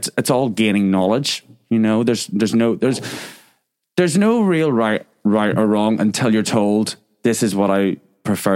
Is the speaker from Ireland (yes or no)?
yes; Ireland; moved away; growing up in Ireland